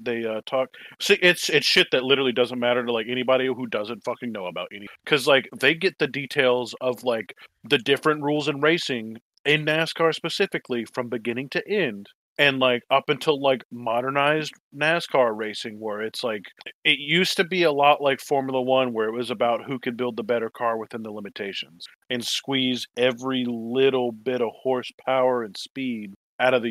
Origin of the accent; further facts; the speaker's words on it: the South, United States; we're all from the South